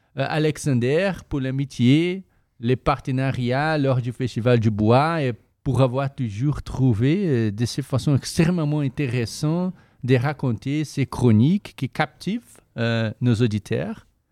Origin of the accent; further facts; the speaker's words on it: Brazil; French is a second language; moved away as an adult; now in Canada; je viens du Brésil